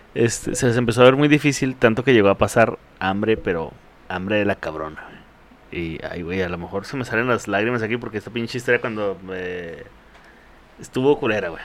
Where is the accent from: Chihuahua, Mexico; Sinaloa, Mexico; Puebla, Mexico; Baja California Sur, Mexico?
Chihuahua, Mexico; Ciudad Juárez; Yo nací aquí en el Ciudad Juárez